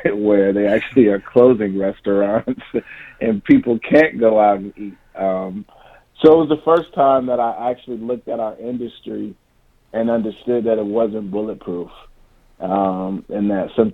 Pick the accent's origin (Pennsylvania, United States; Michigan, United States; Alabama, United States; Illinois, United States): Michigan, United States; Ypsilanti; now in Los Angeles, United States; I was born and raised in Ypsilanti